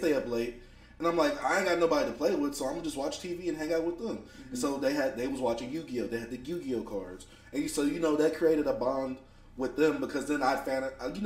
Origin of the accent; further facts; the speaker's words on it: Dallas, Texas, United States; also born or lived in Houston, Texas; I moved from Houston to Dallas